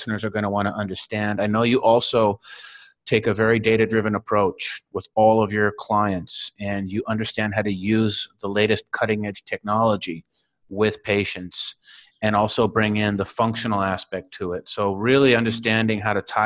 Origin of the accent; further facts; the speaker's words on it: Winnipeg, Manitoba, Canada; moved away; also born or lived in Silicon Valley; I'm from Winnipeg.